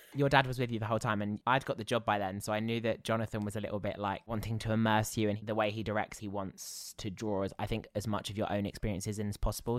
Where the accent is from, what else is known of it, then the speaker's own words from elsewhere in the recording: Basingstoke, South East England, United Kingdom; I grew up in Basingstoke